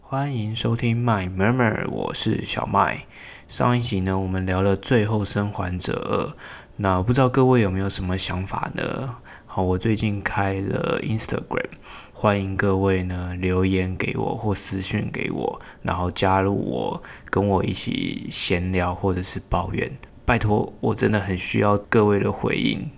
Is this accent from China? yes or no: no; Hsinchu, Hsinchu City, Taiwan; 我自己是在新竹市土生土长的人哈，从小读书到现在呢，工作都还在新竹